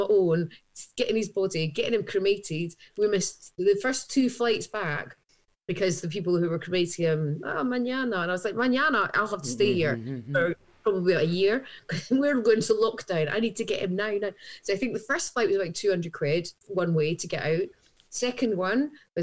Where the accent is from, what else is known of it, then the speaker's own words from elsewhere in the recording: Edinburgh, Scotland, United Kingdom; now in London, United Kingdom; I love my hometown